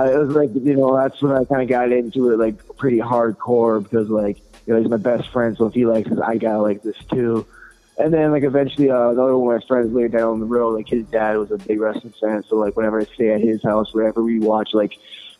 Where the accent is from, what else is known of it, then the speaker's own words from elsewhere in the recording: Crystal Falls, Michigan, United States; My hometown is Crystal Falls.